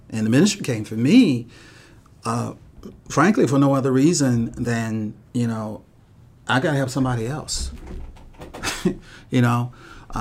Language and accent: English; Missouri, United States; I'm from Missouri. You know, and I grew up in a community where there weren't great models for black men or women